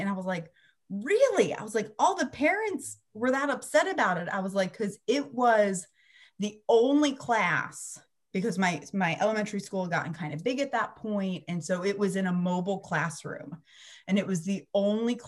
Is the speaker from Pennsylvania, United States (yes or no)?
yes; Pennsylvania, United States; now in Central Florida, United States; I grew up in Pennsylvania